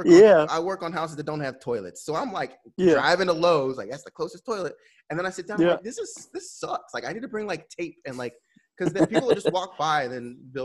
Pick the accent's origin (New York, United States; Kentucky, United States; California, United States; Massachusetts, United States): California, United States; also born or lived in Kansas; now in Texas, United States; Like, I went to school in Kansas. I'm from California. I live in Texas.